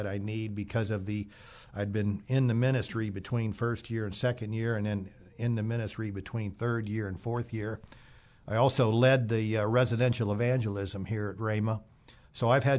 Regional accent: Springfield, Ohio, United States; Originally, I'm from Springfield, Ohio.

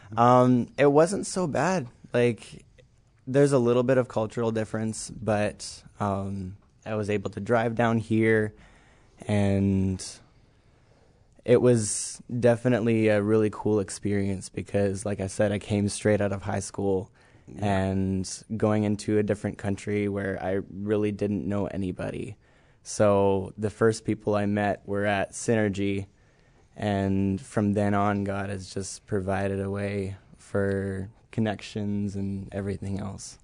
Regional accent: Cold Lake, Alberta, Canada; moved away as an adult; I'm from Cold Lake, Alberta, Canada

